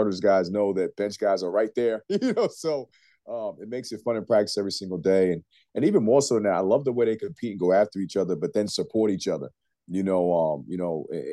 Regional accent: New York, United States; moved away; we're both from New York

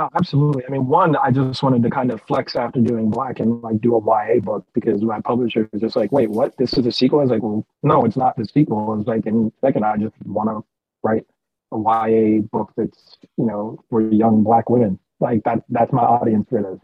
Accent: United States; I'm American

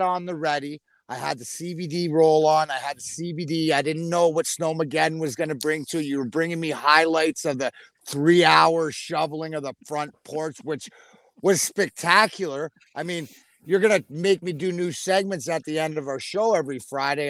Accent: Canada; now in Michigan, United States; I'm Canadian, right? We all know I'm Canadian.

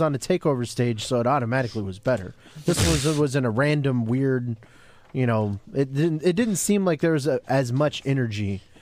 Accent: Jacksonville, United States; my hometown of Jacksonville

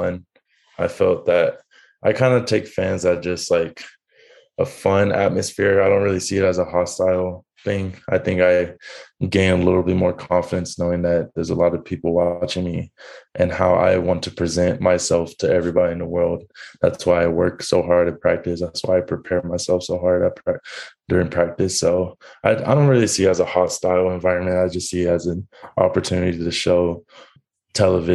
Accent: San Antonio, Texas, United States; moved away as an adult; They said they were going to give me opportunity to play in front of my my hometown.

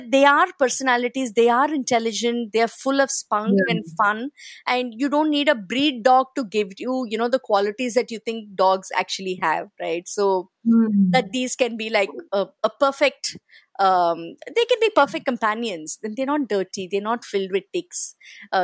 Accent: Chennai, Tamil Nadu, India; moved away as an adult; now in Mumbai, India; I come from Chennai

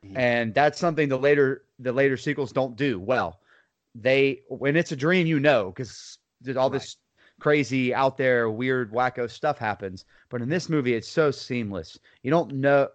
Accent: Lake Wales, Florida, United States; I'm from Lake Wales, Florida, good old Polk County

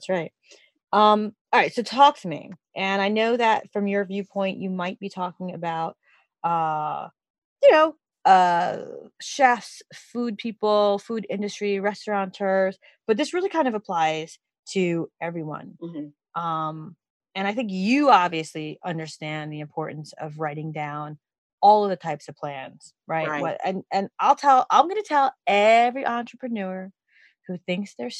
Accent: New York City, New York, United States; I'm from New York City

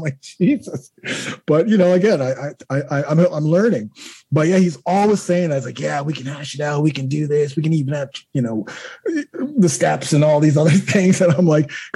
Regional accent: Toronto, Ontario, Canada; me being Canadian, born in Toronto

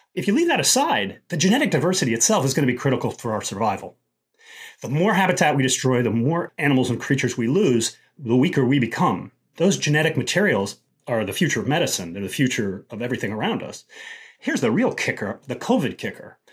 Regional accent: Denver, Colorado, United States; moved away; growing up in Colorado, particularly back in the seventies

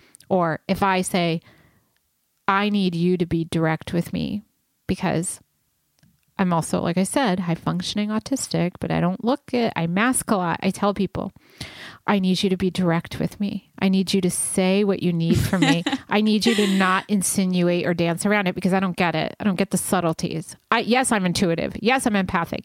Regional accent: Rhode Island, United States; also born or lived in New York; now in Los Angeles, United States; I'm from the East Coast of Rhode Island, and then I moved to New York briefly, and then I like came out here

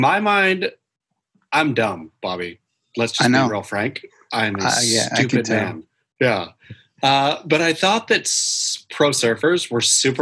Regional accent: Oregon, United States; I grew up in Oregon

